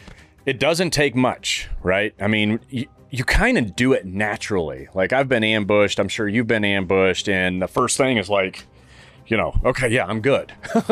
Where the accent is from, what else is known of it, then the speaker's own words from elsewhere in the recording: Saudi Arabia; You know I grew up in Saudi